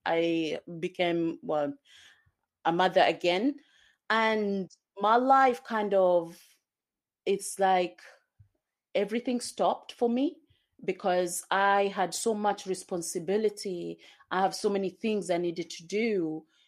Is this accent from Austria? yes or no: no; Kenya; also born or lived in Zanzibar, Tanzania; now in United Kingdom; I come from, I was born in Kenya and, um, I also lived in Tanzania, Zanzibar